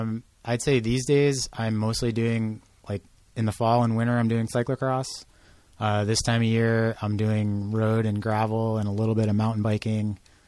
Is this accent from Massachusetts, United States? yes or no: yes; Boston, Massachusetts, United States; moved away as an adult; also born or lived in New Mexico / Portland; I'm originally from Boston, but I moved to New Mexico when I was 29 or 30